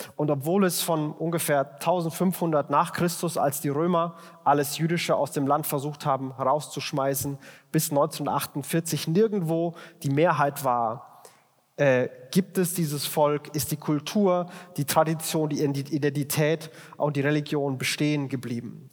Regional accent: Germany; als Deutscher

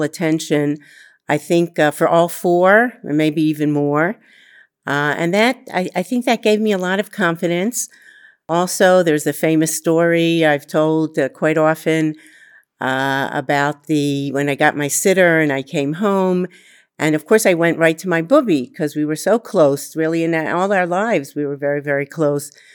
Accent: Baltimore, Maryland, United States; moved away as an adult; now in Israel; I grew up in Baltimore, Maryland, in a home with two parents and a grandmother.

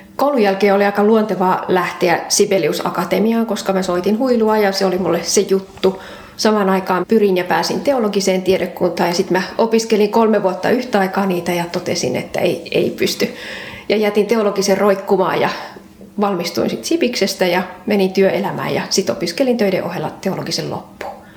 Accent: Ostrobothnia, Finland; now in Kirkkonummi, Finland; alun perin pohjalainen

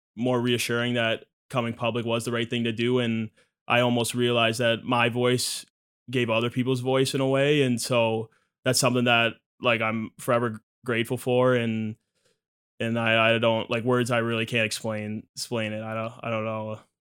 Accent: Michigan, United States; growing up in Michigan

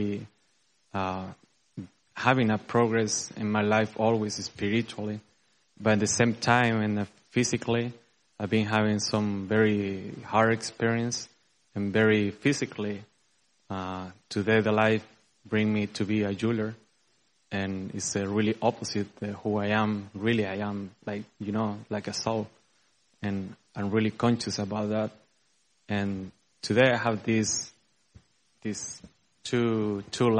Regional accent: Chile; moved away as an adult; now in Dallas, United States; I'm from Chile. And I've been living here 4 years.

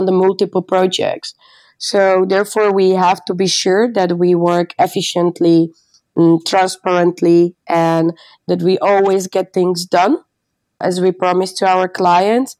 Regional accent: Slovakia; moved away as an adult; now in Amsterdam, Netherlands; I'm from Slovakia, living in Amsterdam more than 3 years.

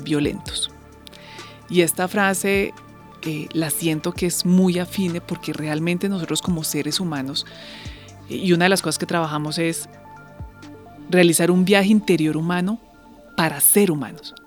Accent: Colombia

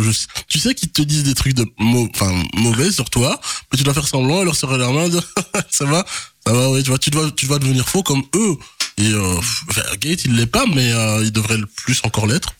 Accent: Charleroi, Wallonia, Belgium; also born or lived in Kinshasa; je suis né à Kinshasa. Puis, j'ai grandi à, à, Marcinelle. Euh, voilà, c'est Charleroi, c'est ma ville

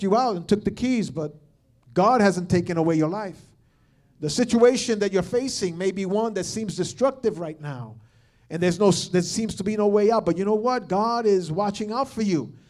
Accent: New York / the Northeast, United States; most of us here are New Yorkers, or at least we're from the Northeast

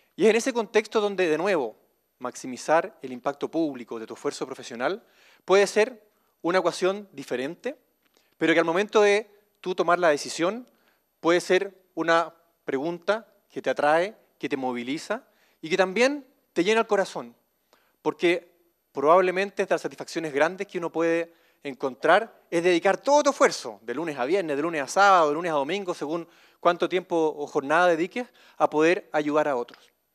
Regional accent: Chile; nos diferencia como chilenos

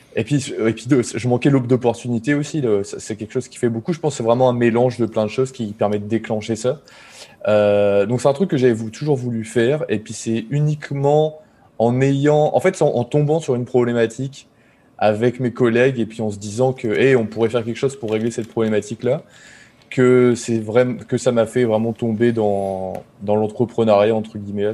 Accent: Boulogne-sur-Mer, Hauts-de-France, France; moved away as an adult; also born or lived in Lille; now in Montreal, Canada; je suis originaire de Boulogne-sur-Mer, dans le Pas-de-Calais. C'est là où j'ai fait où j'ai grandi

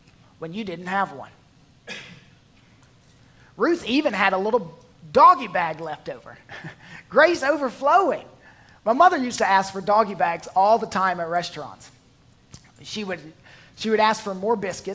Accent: the South, United States; I'm from the South. I'm used to fried snacks.

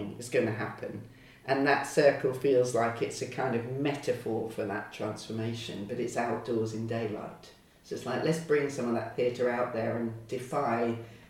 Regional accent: Lowestoft, East of England, United Kingdom; I grew up in Lowestoft on the East Coast

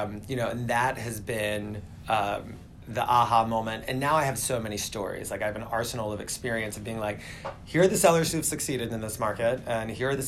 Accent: Southern United States, United States; now in New York, United States; I moved here from the South originally.

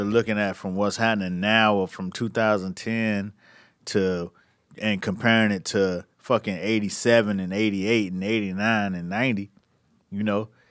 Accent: the South, United States; moved away as an adult; also born or lived in New York; I was from the South

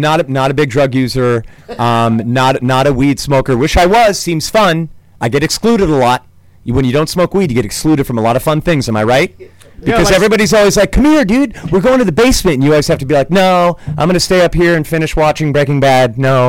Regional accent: Danville, California, United States; Parents are from New York City. So I have a little bit of that in me, but I'm from Northern California, a very protected suburb called Danville.

